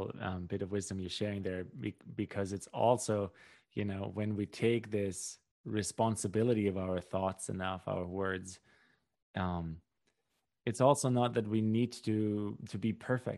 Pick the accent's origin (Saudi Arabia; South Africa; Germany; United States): Germany; born there; I can speak for Central European culture, you know, where I was born in Central Europe and Germany